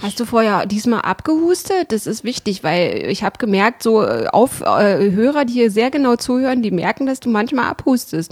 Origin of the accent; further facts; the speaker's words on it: the East, East Germany, Germany; wir als Kinder im Osten